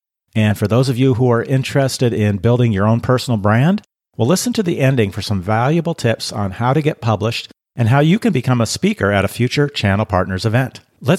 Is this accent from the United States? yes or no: yes; Seattle, Washington, United States; moved away; also born or lived in Acton, Massachusetts; My parents are from the Boston area, but I grew up in Seattle. Oh. I went and lived in Acton outside of Boston for not too long when my daughters were very young